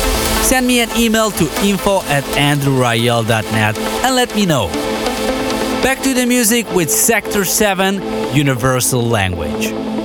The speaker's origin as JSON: {"language": "English", "country": "Moldova", "said": "my home country, Moldova."}